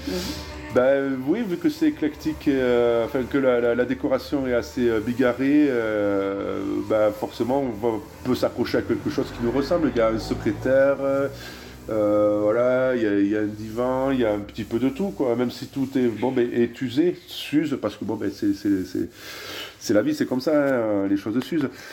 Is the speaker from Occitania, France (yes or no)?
yes; Tarbes, Occitania, France; also born or lived in Pau / Toulouse / Netherlands; je suis né à Tarbes, à l'hôpital de Légorotte